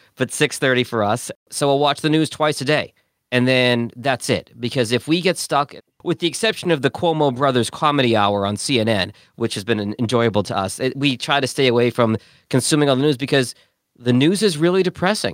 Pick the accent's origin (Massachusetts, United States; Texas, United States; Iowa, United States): Massachusetts, United States; Boston; also born or lived in Detroit; now in Louisiana, United States; I grew up in Boston and went to Detroit and then Louisiana.